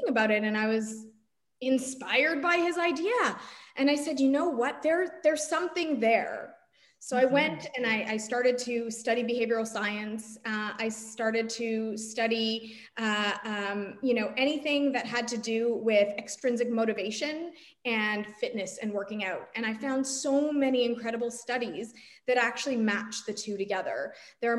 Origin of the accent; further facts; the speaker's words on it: Toronto, Ontario, Canada; I grew up in Toronto, Canada